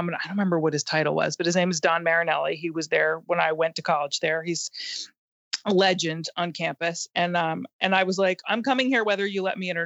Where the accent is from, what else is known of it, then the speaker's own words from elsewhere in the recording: New Jersey, United States; now in Los Angeles, United States; I love growing up in New Jersey and then I left